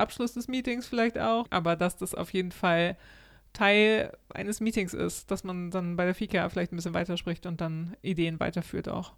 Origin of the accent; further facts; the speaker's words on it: Germany; now in Sweden; als Deutscher